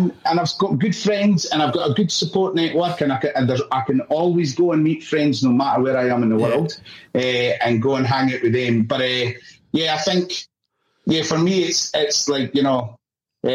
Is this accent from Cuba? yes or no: no; Scotland, United Kingdom; now in Australia; I'm Scottish